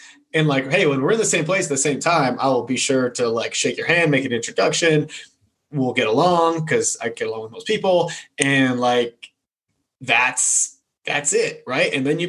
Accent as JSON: {"language": "English", "region": "New England", "country": "United States", "tie": "born or raised there", "said": "I grew up in New England. So I know you hate him. I know you're still hurting."}